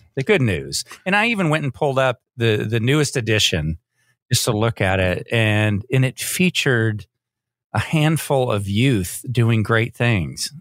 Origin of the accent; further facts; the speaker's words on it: Austin, Texas, United States; also born or lived in Georgetown, Texas; growing up in Austin and Georgetown